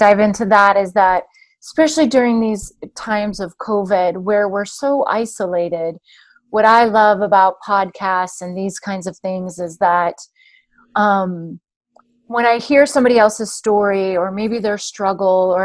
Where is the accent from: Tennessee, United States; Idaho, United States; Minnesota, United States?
Idaho, United States; Plummer; I grew up on a small town, on a farm, actually, outside of a small town in North Idaho, just south of Coeur d'Alene, Idaho.